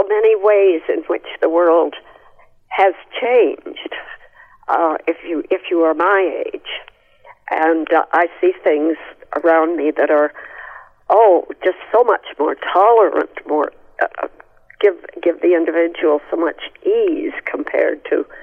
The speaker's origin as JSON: {"language": "English", "country": "Canada", "tie": "born or raised there", "said": "when I was young, I never knew anybody who wasn't a Canadian"}